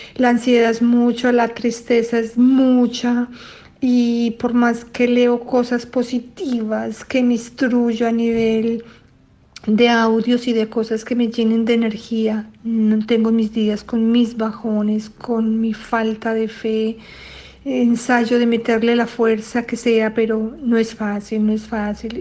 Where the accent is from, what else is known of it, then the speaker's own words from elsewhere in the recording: Colombia; moved away as an adult; now in Brussels, Belgium; soy colombiana, pero vivo hace muchísimos años en Bruselas, Bélgica